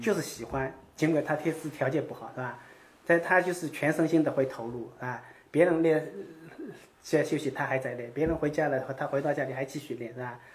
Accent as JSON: {"language": "Chinese", "country": "China", "tie": "born or raised there", "moved": "as an adult", "lives_now": "United States", "said": "小时候也在农村"}